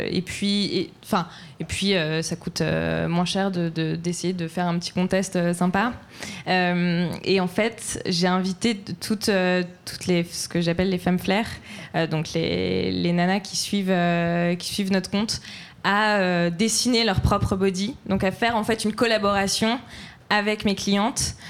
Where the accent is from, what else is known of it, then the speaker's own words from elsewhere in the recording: Troyes, Grand Est, France; je viens de Troyes